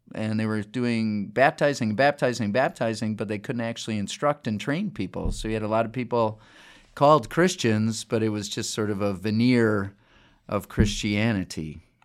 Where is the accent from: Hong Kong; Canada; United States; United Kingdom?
United States; Chicago, Illinois; moved away; also born or lived in Des Moines, Iowa; I'm from the Chicago area